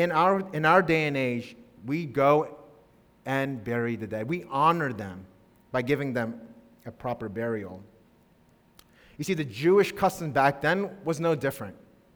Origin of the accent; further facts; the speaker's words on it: Tanzania; I grew up in Tanzania, or at least 6 years of my life.